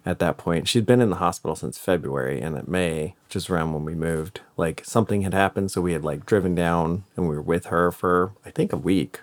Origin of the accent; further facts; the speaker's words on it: United States; as an American